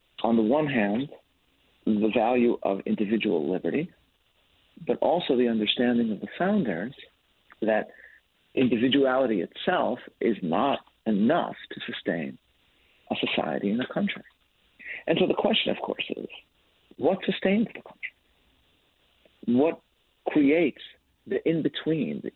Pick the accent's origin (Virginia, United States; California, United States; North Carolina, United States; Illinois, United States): Illinois, United States; Chicago; now in New York, United States; I'm from Chicago, originally, I live in New York